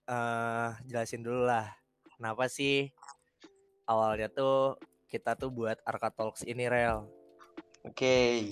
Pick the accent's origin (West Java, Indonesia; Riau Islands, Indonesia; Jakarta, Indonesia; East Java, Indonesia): West Java, Indonesia; Bandung; Uh, aku asalnya dari Bandung.